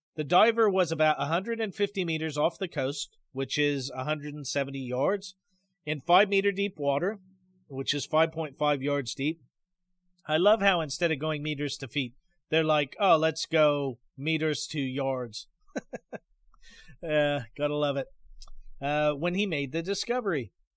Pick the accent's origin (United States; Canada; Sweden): United States; Pacific Northwest; moved away; where I grew up in the Pacific Northwest